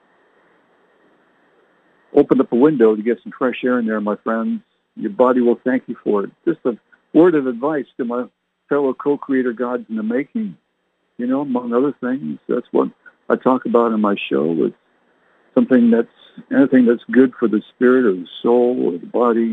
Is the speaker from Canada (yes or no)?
yes; Canada; moved away; I was born and raised in Canada